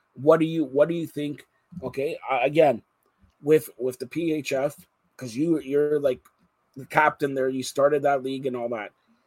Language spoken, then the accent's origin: English; Toronto, Ontario, Canada; because you're Canadian and I'm from Toronto.